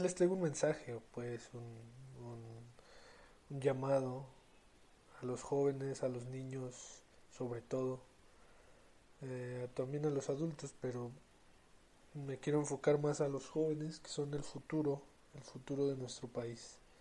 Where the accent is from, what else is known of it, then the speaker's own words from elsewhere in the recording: Mexico; yo soy mexicano